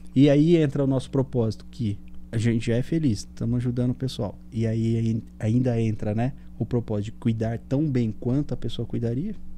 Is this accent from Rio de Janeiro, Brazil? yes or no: no; São Caetano do Sul, São Paulo, Brazil; moved away; eu sou sul são caetanense, né? É. Eu sou do ABC paulista